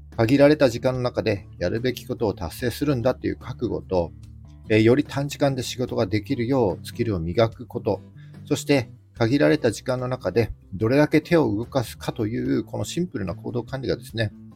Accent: Yamagata, Japan; moved away as an adult; now in Sendai, Japan; 僕はですね、山形出身です。で18歳で高校卒業してからは、ずっとここ仙台におります。

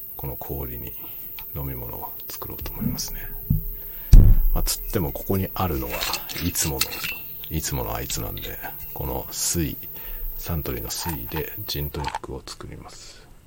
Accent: Japan; first language Japanese; ネイティブジャパニーズとして

